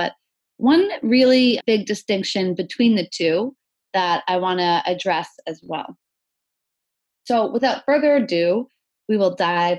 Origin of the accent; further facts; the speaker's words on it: Hopkinton, Massachusetts, United States; It starts in Hopkinton, which is actually my hometown. I grew up eating fried dough and watching the runners go by. It was kind of one of the only things that came to my town, which was so small, it didn't allow any chains in it.